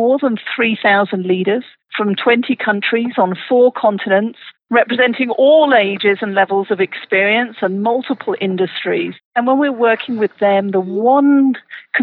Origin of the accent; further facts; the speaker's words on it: United Kingdom; moved away as an adult; now in Colorado, United States; I'm originally from the UK